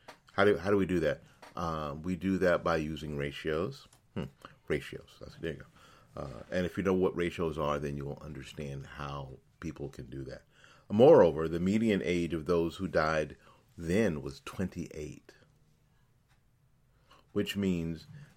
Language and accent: English; Florida, United States; The latest example is out of my home state of Florida